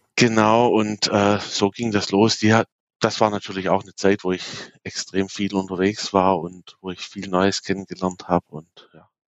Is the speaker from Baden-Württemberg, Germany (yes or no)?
yes; Abtsgmünd, Baden-Württemberg, Germany; Ich komme aus dem schönen Abtsgmünd. Das ist in der Nähe von Aalen zwischen Stuttgart und München.